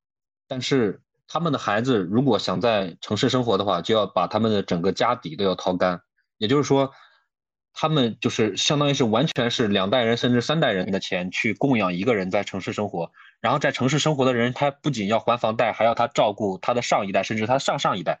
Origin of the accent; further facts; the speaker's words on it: Zhengzhou, Henan, China; 或者又或者像我老家郑州这样的，然后去找一份可能工资没这么高，但是可以养家糊口的